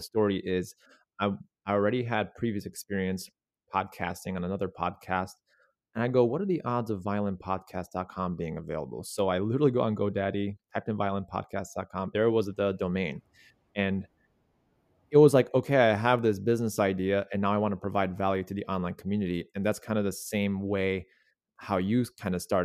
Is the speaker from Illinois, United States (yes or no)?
yes; North Shore, Illinois, United States; also born or lived in Chicago; I grew up on the North Shore, yeah, like in the Glenview, Wilmette, Winnetka area